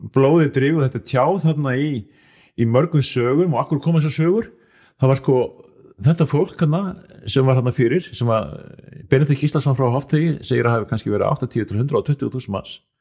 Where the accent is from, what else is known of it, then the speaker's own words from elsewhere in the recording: Akureyri, Northeastern Region, Iceland; ég er frá Akureyri